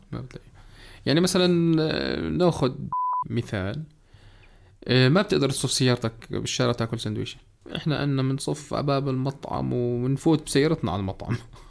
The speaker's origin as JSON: {"language": "Arabic", "country": "Jordan", "said": "في ثلاث أنواع سيارات عندنا بالأردن"}